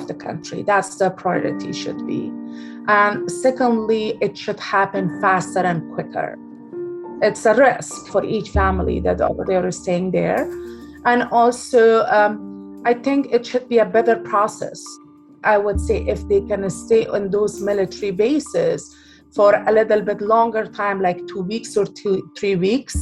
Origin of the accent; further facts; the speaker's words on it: Afghanistan; now in Bay Area, United States; I am from Afghanistan